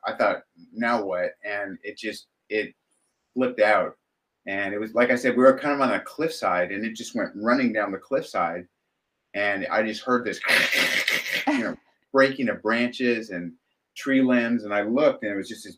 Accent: Southern California, United States; We grew up in Southern California

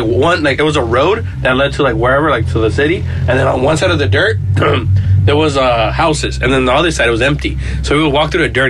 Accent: Los Angeles, California, United States; because I feel like growing up like in the US, like no matter, even if I grew up in South Central

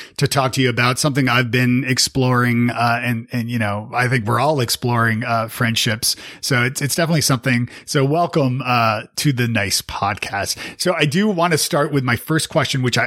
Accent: Toronto, Ontario, Canada; now in Nashville, United States; I'm actually Canadian. So I'm from Toronto originally

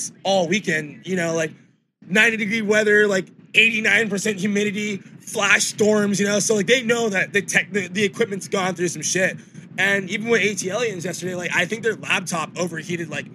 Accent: Los Angeles, California, United States; Academy, which is in my hometown.

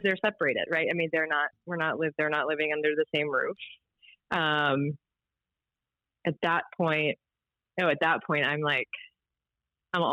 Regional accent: Baltimore, Maryland, United States; also born or lived in Towson, Maryland / Whiteford, Maryland; I grew up in Baltimore. It was a lacrosse town

